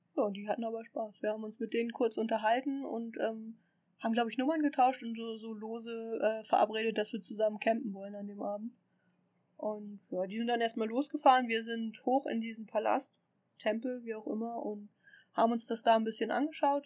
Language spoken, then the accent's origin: German; Germany; ich komme aus Deutschland